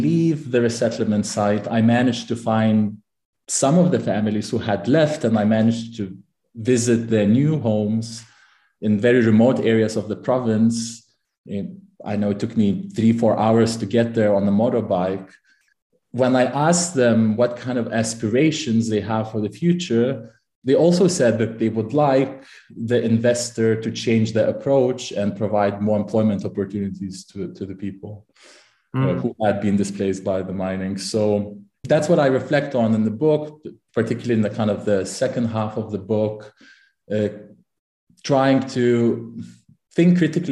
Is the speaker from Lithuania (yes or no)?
yes; Lithuania; also born or lived in Manchester, United Kingdom / Cambridge, United Kingdom; now in Amsterdam, Netherlands; I'm originally from Lithuania